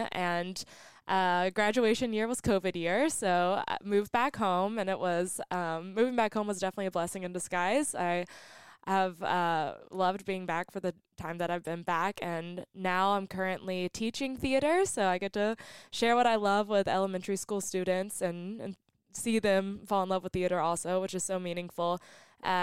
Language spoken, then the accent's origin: English; Kinston, North Carolina, United States; also born or lived in Durham, North Carolina; I grew up in Kinston, and I went to North Lenoir High School